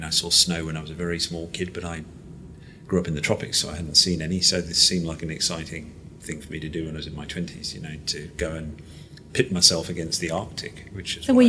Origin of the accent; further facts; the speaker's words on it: Malaysia; I grew up in Malaysia as a kid. And Malaysia, back in the 70s when I was a small kid, I mean, was an adventurous place.